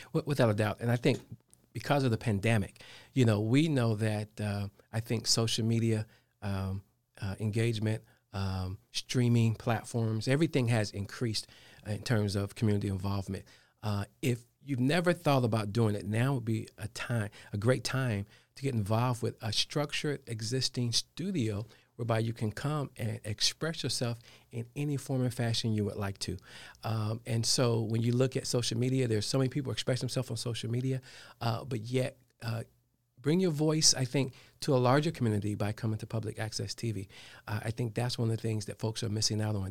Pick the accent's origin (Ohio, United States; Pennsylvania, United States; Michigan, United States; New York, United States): Ohio, United States; Dayton; now in Charlotte, United States; I'm from Dayton, Ohio